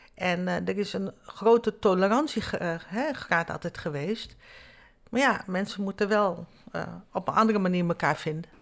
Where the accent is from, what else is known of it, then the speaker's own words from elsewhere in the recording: Nieuw Nickerie, Nickerie, Suriname; now in Netherlands; Ik kom uit Nieuw-Nikeri, dat is mhm. zeg maar eh, het tweede stadje.